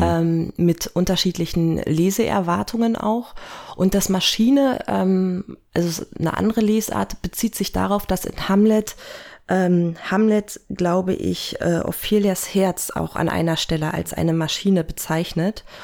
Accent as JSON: {"language": "German", "region": "Berlin", "country": "Germany", "moved": "yes", "said": "ich komme ursprünglich aus Berlin"}